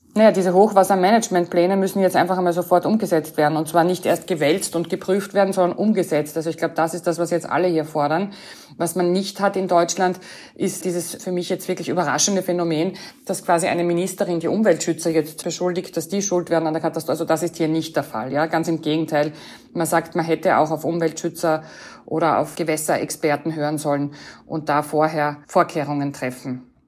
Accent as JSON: {"language": "German", "country": "Austria", "said": "als Österreicherin"}